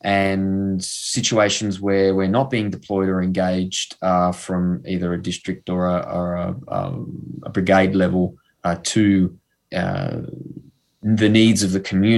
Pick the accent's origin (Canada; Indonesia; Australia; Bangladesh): Australia; Sydney, New South Wales; also born or lived in Blue Mountains / Lithgow; I grew up in Sydney. I'm between Western Sydney and the Blue Mountains and Lithgow. I'm a bit of a nomad